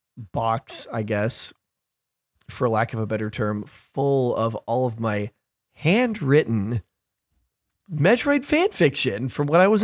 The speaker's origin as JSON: {"language": "English", "town": "Gresham", "region": "Oregon", "country": "United States", "said": "We're all from Gresham, fam."}